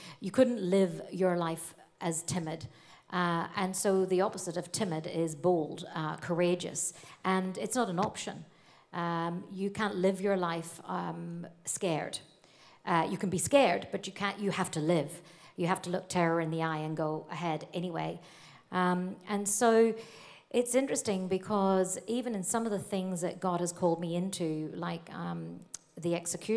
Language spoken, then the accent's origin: English; Northern Ireland, United Kingdom; accent: North Antrim Coast; moved away as an adult; now in Australia; growing up in Ireland, the trouble started in 1967, the year I was born